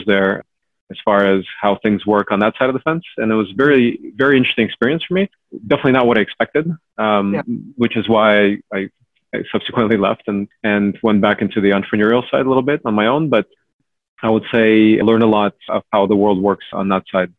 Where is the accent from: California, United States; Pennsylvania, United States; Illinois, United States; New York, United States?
California, United States; Cupertino; also born or lived in Ukraine; So I was born in Ukraine. I grew up in Cupertino, largely, since I was about 8 years old